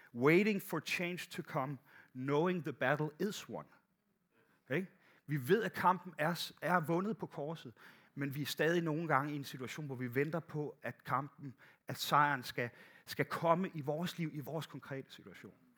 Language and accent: Danish; Bornholm, Capital Region of Denmark, Denmark; moved away; Jeg kommer fra Bornholm, der gik, der gik alting lidt langsommere